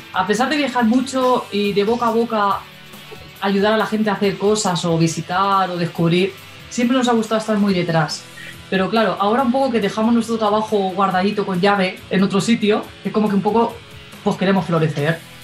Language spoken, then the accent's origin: Spanish; Spain; somos españoles